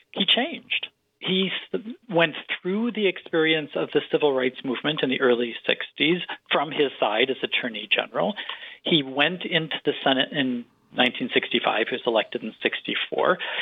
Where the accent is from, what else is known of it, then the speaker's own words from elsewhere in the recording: Detroit, Michigan, United States; I was growing up in Detroit